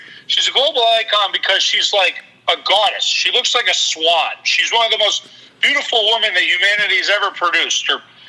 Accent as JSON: {"language": "English", "town": "Worcester", "region": "Massachusetts", "country": "United States", "tie": "born or raised there", "said": "I grew up in Worcester, which is its own ecosystem."}